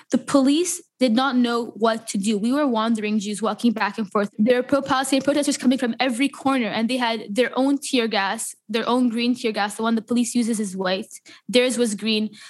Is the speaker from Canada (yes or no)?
yes; Canada; And um, I'm Canadian, and that song related to me just as much. And especially here in Montreal